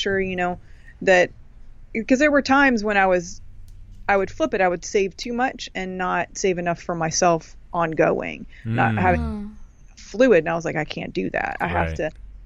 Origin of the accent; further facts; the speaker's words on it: Canada; I'm technically from Canada.